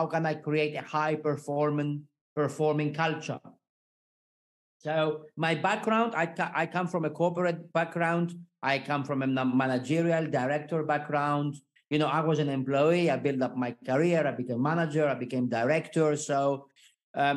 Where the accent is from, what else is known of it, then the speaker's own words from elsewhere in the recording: Greece; moved away as an adult; also born or lived in Switzerland; I was born in Greece, and so far I lived and worked in eight different countries